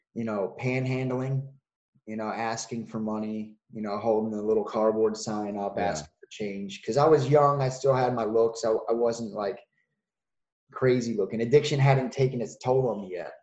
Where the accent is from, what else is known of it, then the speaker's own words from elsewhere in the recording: Wilmington, Delaware, United States; I'm from Wilmington, Delaware um, which is up north